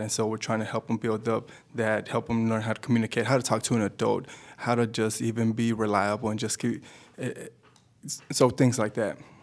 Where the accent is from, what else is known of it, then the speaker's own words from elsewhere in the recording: Dallas, Texas, United States; also born or lived in Mexico; I was actually born in Mexico, but I grew up in Dallas, Texas.